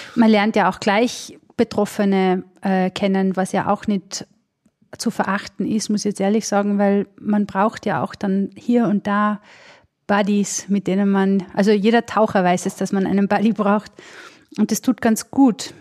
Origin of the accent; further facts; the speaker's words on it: Vorarlberg, Austria; Tatsächlich, ich komme aus Vorarlberg